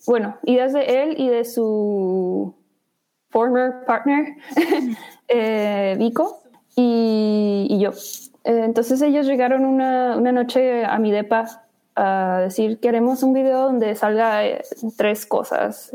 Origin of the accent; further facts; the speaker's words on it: Chihuahua, Mexico; moved away as an adult; also born or lived in Chicago; now in New York, United States; Pues yo crecí en Chihuahua, México